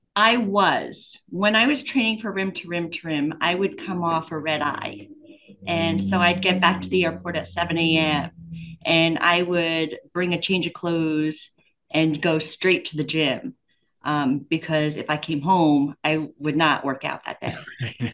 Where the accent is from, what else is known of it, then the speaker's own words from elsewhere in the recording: Pennsylvania, United States; I'm from Pennsylvania